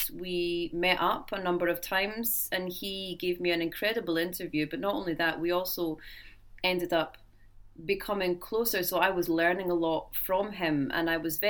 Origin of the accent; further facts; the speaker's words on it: Scotland, United Kingdom; moved away as an adult; also born or lived in Glasgow, Scotland; now in South Korea; I was born in Glasgow, and then I kind of moved to different places in Scotland. But 10 years ago, almost 10 years ago, I decided to pack up and I left. And I've lived in South Korea for the past 10 years.